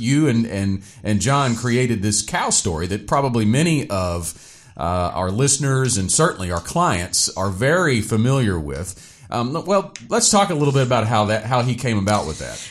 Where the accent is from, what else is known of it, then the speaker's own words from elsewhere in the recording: Stuttgart, Arkansas, United States; I grew up in Stuttgart.